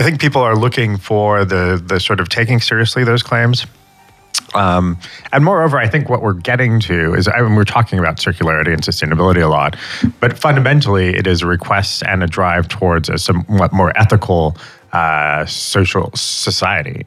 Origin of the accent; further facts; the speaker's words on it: United States; as an American